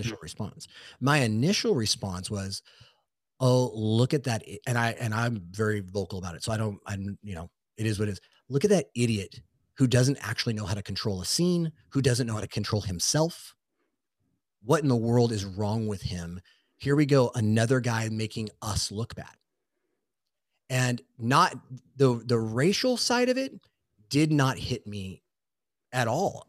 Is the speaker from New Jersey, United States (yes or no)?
no; Southern California, United States; growing up in Southern California, specifically where I work, so out of San Diego